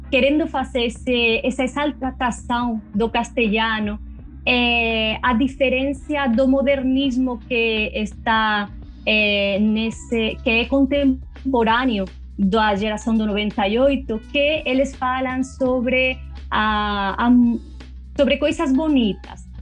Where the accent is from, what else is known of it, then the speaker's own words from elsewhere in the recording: Region of Murcia, Spain; Portuguese is a second language; moved away; eu sou de uma região do sul da Espanha, chamada Múrcia